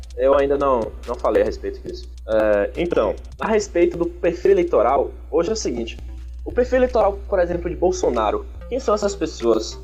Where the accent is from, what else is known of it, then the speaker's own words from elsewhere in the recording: Bahia, Brazil; sou baiano.